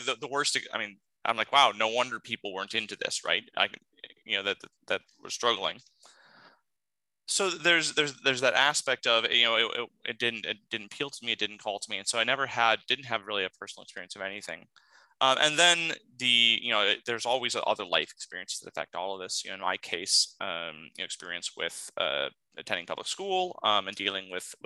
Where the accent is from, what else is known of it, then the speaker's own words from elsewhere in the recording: Southeast Alaska, United States; growing up in Southeast Alaska